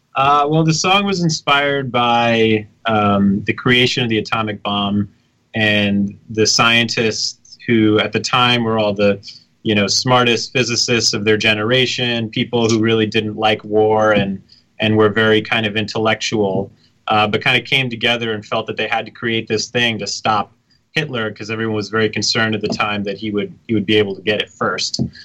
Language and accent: English; New York City, New York, United States; now in Brooklyn, United States; I'm from the city. I grew up in the village.